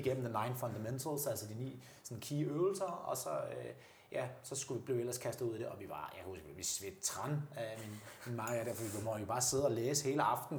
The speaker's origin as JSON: {"language": "Danish", "country": "Denmark", "said": "som danskere"}